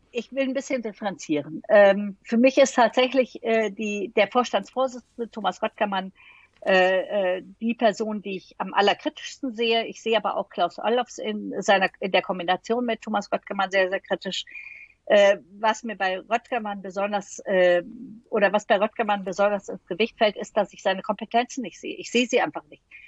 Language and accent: German; Düsseldorf, North Rhine-Westphalia, Germany; ich bin Düsseldorferin